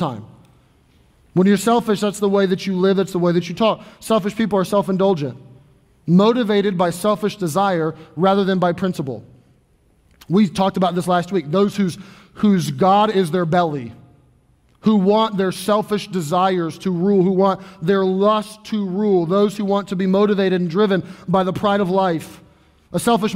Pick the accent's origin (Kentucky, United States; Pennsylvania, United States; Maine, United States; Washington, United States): Kentucky, United States; Louisville; I grew up in Louisville, Kentucky